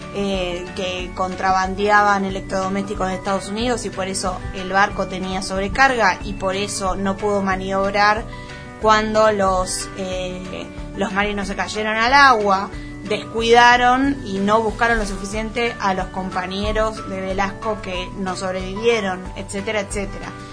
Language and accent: Spanish; Buenos Aires, Argentina; soy muy porteña